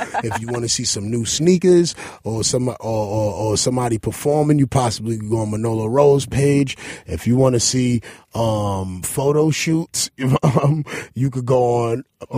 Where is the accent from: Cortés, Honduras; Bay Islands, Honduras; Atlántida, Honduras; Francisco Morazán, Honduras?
Atlántida, Honduras; La Ceiba; I'm from La Ceiba Seaport, man. Shout out to all the cacrachos. We do this out there, man.